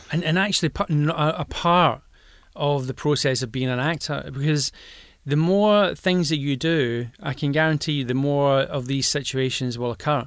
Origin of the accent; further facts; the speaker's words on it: Glasgow, Scotland, United Kingdom; accent: Glaswegian